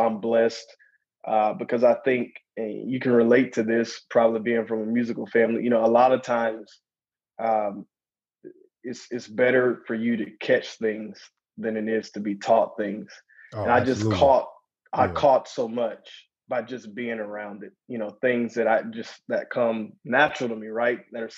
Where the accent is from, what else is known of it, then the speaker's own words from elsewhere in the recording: the South, United States; growing up in the South was awesome. Down South, man, is very, there is a such thing as Southern hospitality.